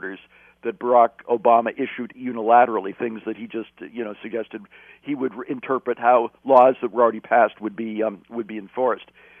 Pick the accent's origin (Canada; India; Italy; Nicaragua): Canada; As a Canadian